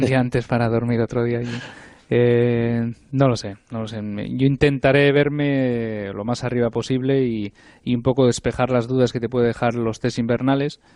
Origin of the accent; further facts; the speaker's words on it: Spain; soy español